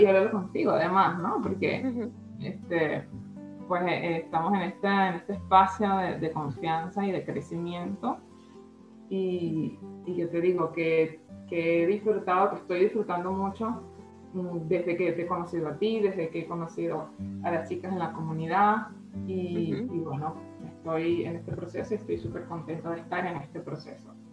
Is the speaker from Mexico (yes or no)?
no; Venezuela; first language Spanish; moved away as an adult; also born or lived in Colombia / Ecuador / Spain; soy venezolana